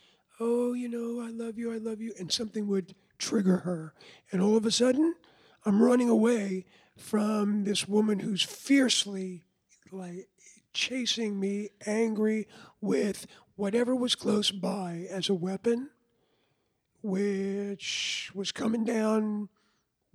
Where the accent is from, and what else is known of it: Levittown, New York, United States; born or raised there; also born or lived in Lower East Side, Manhattan